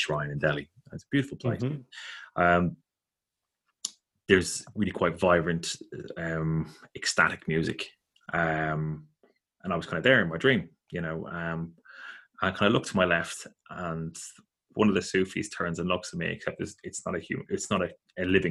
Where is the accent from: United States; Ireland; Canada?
Ireland; growing up in Catholic Ireland